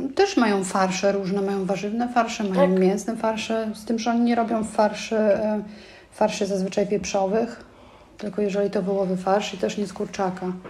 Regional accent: Tomaszów Mazowiecki, Łódź Voivodeship, Poland; now in Germany; ja pochodzę z małego miasta, bo z Tomaszowa Mazowieckiego, 70 tysięcy mm, mieszkańców.

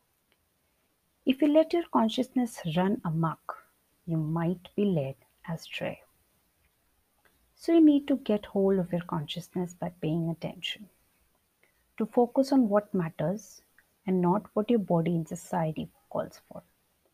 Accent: India; Being an Indian

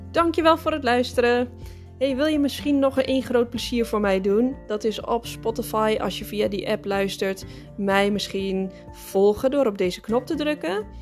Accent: Netherlands; moved away as an adult; now in Spain; als Nederlander

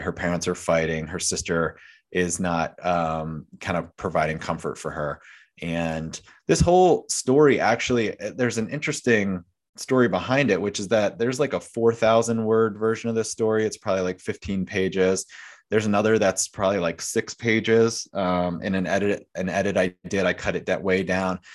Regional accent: York County, southern Pennsylvania, United States; I grew up in York County, so not quite Gettysburg

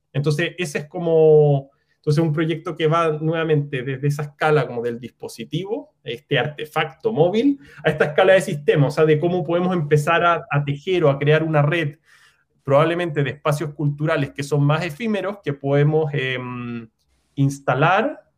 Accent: Chile; also born or lived in New York; soy arquitecto chileno

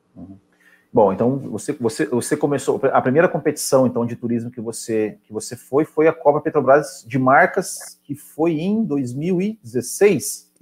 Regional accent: Paraná, Brazil; now in Santa Catarina, Brazil; Eu, eu sou paranaense, mas moro em Santa Catarina

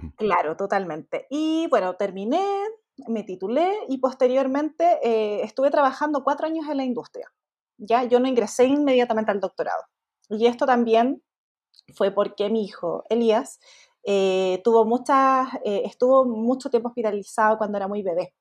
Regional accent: Chile; Yo soy chilena

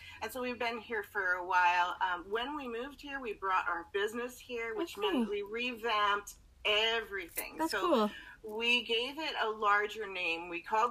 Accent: Canada; also born or lived in British Columbia, Canada; I'm from Canada. I live in BC, Canada, which is, you know, above Utah, Idaho, Washington area, the States, for those of you who aren't aware. And we live in the south central area of that.

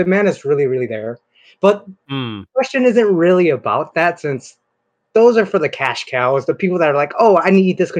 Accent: Northern California, United States; I'm from NorCal.

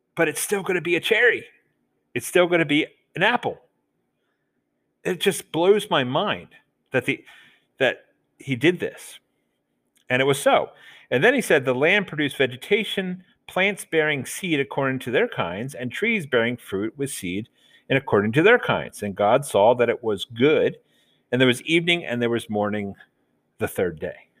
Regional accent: Delaware, United States; accent: Southern; moved away; us Southerners, when I grew up in Delaware, say water, like there's a D in it

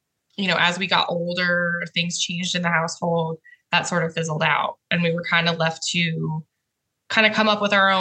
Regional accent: North Idaho, United States; moved away as an adult; now in Navarre, United States; I'm from North Idaho, where Bonnie's from, and been in Florida. Oh my gosh. 5.5 years now

